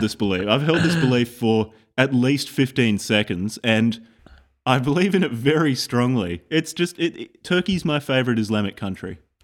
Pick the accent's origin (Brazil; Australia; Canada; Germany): Australia; I'm from Australia